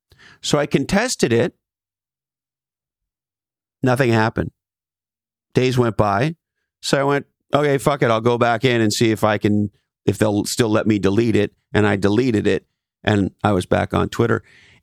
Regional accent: Canada; I mean, I'm from Canada, for fuck's sakes.

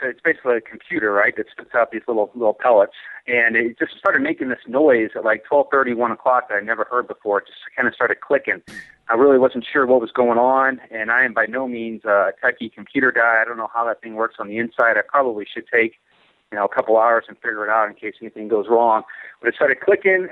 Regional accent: St. Louis, Missouri, United States; now in Colorado, United States; I'm originally from St. Louis

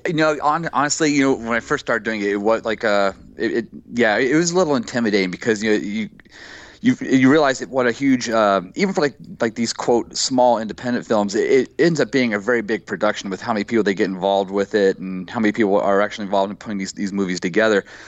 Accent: right outside Dayton, Ohio, United States; moved away as an adult; also born or lived in Miami Beach, Florida / New York City / upstate New York; I grew up uh, right outside Dayton, Ohio

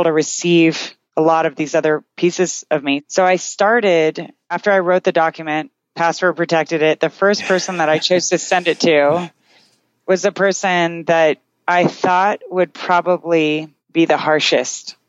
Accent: Canada; I'm Canadian

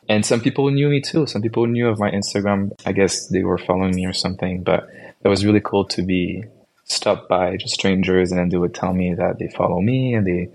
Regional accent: Canada; I'm from Canada.

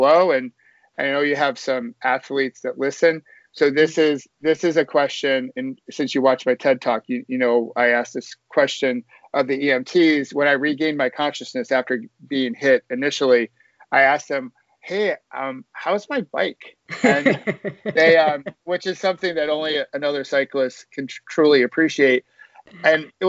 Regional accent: Rochester, New York, United States; moved away as an adult; also born or lived in Virginia / Washington, D.C. / northern New Jersey; now in New Jersey, United States; I grew up in Rochester, New York

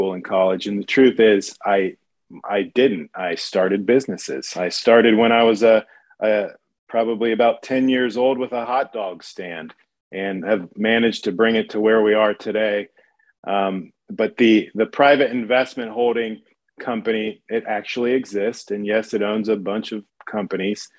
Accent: Dayton, Ohio, United States; moved away as an adult; now in Dallas, United States; I grew up in Dayton, Ohio, a little town just north of Cincinnati in the southwestern corner of the state

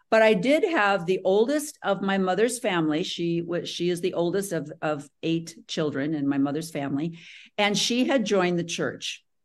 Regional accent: Morris, Illinois, United States; I grew up in Morris, Illinois, which is just about 45 minutes south of Chicago.

